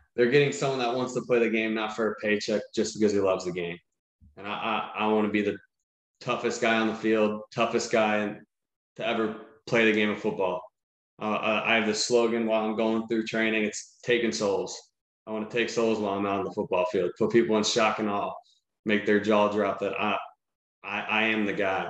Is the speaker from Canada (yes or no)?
no; Cincinnati, Ohio, United States; I'm from Cincinnati, everyone knows who I am.